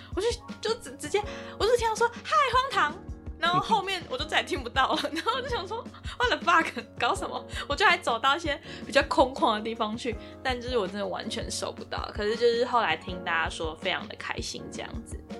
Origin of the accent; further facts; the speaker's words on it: Taiwan; moved away as an adult; now in London, United Kingdom; 我们就是台湾的未来自己保护好啊